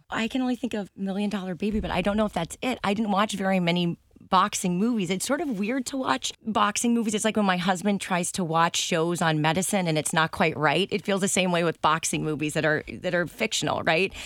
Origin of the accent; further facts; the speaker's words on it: South Shore, Massachusetts, United States; also born or lived in San Diego, California; now in Rhode Island, United States; I was, uh, born in San Diego, and then I moved to South Shore, Massachusetts in middle school.